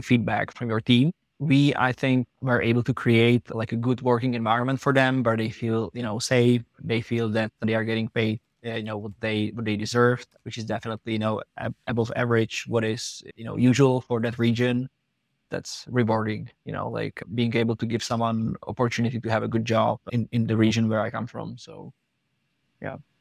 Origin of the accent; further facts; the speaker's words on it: Czechia; moved away as an adult; also born or lived in United States / Prague; we are both from the Czech Republic